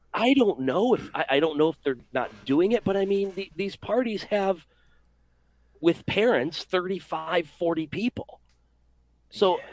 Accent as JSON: {"language": "English", "town": "Rochester", "region": "New York", "country": "United States", "tie": "born or raised there", "moved": "yes", "lives_now": "Middletown, United States", "said": "I was born and raised in Rochester, New York, and I'm proud of where I came from."}